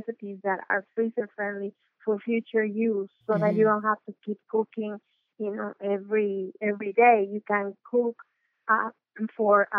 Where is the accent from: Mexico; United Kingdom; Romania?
Mexico; I am from Mexico.